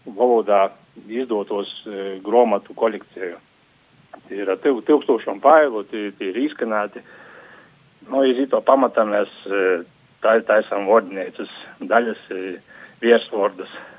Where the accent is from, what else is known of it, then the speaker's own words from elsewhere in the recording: Latgale, Latvia; Mana baba bija no Rēzaknes aprinka, es no Latgalīte